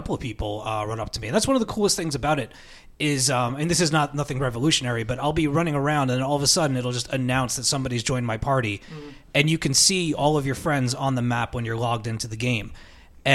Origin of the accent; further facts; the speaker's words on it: New York, United States; we're from New York